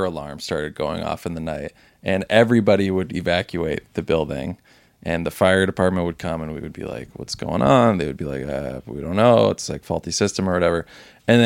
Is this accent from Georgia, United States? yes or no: yes; Savannah, Georgia, United States; moved away; I grew up in Savannah, Georgia, which is the most haunted city in America